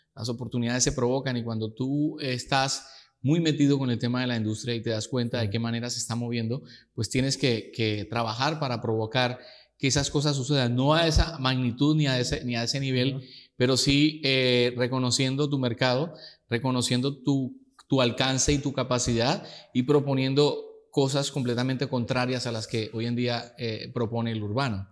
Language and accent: Spanish; Girardot, Cundinamarca, Colombia; En Girardot, muy, ahí muy cerca de Bogotá, la capital